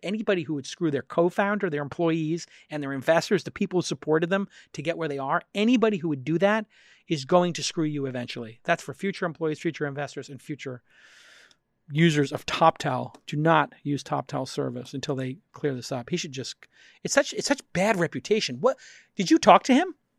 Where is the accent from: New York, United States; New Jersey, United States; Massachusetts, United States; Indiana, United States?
New York, United States; New York City; I'm from Brooklyn